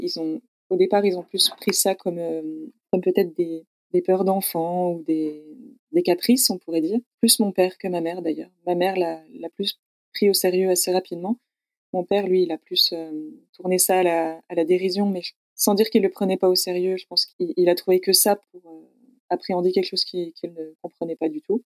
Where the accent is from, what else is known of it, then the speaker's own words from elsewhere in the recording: Besançon, Bourgogne-Franche-Comté, France; moved away as an adult; je suis née à Besançon, dans le Doubs, tout à l'est de la France, à la, frontière suisse. J'ai grandi là jusqu'à mes 18 ans